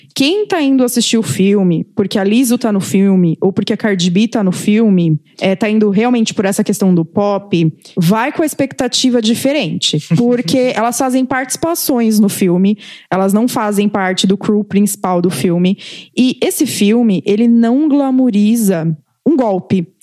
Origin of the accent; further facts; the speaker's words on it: Brazil; como brasileiros